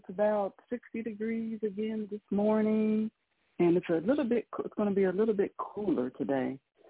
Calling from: Mississippi, United States; I am in northern Mississippi. I'm about a little over an hour from Memphis.

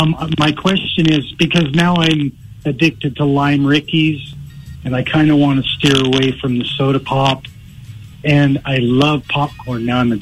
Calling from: West Valley City, Utah, United States; West Valley.

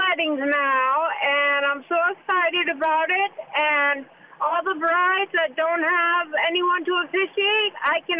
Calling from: Middletown, Connecticut, United States; I'm calling from Middletown, Connecticut.

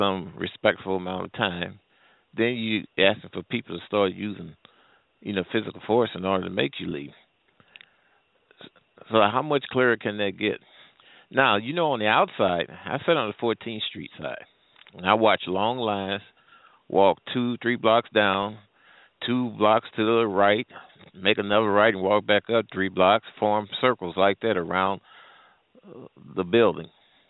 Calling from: St. Louis, Missouri, United States; I'm calling from the St. Louis area.

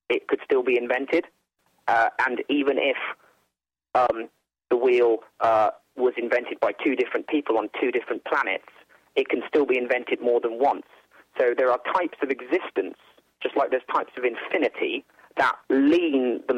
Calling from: England, United Kingdom; I'm calling from England, and I like listening to your channel here.

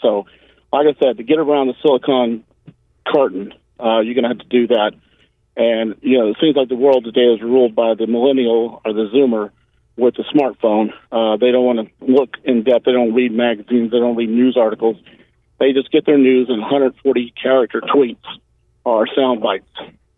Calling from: Charleston, West Virginia, United States; I'm calling from downtown Charleston, up around Centerville

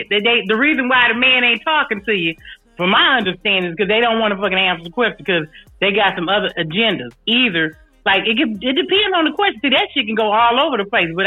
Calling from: California, United States; I'm checking in from the Bay Area.

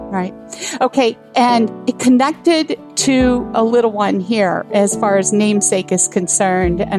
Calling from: Bloomington, Illinois, United States; I'm calling from Bloomington, Illinois.

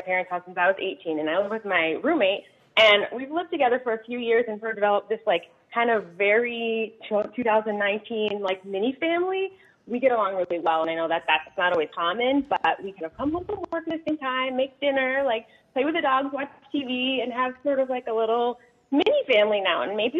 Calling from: Rosendale, New York, United States; So I'm calling from Rosendale

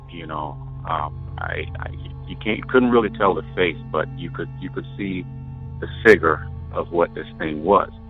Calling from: Wyoming, United States; This is …. I'm calling from Wyoming.

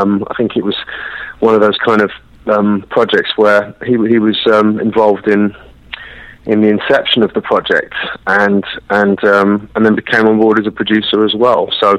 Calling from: London, United Kingdom; I'm calling you from London, London, England.

